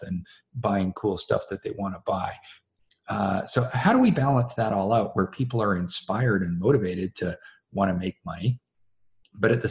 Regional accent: Canada; me being a Canadian

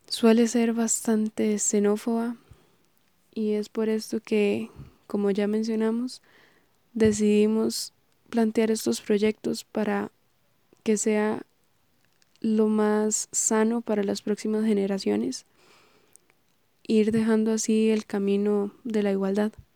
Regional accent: Heredia, Costa Rica; soy oriunda de Heredia

